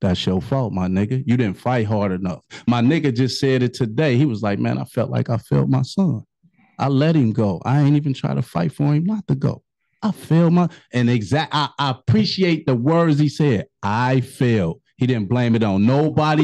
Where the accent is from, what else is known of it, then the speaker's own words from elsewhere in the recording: Chicago, Illinois, United States; moved away; also born or lived in Cincinnati / Kentucky; I'm from Chicago